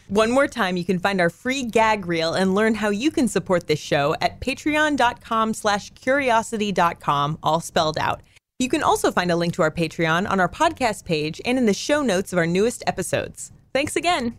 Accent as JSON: {"language": "English", "region": "Northern California", "country": "United States", "tie": "born or raised there", "also_born_or_lived": "Texas", "moved": "as an adult", "said": "my hometown in Northern California"}